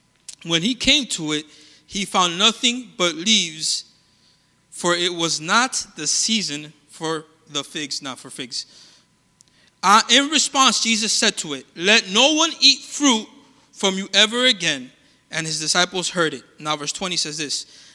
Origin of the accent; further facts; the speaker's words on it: Colombia; born there; I was born in Colombia. I know it doesn't look like it. It always surprises people when we're talking.